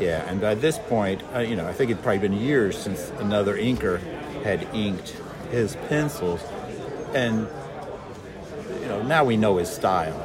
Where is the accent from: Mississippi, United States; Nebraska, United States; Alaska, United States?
Nebraska, United States; now in Kansas, United States; I'm originally from Nebraska, but then we've lived in Kansas for about fifty years or so